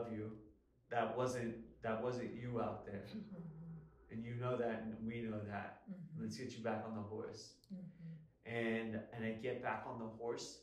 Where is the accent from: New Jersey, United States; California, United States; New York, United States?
California, United States; Los Angeles; the Staples Center, which is my hometown venue.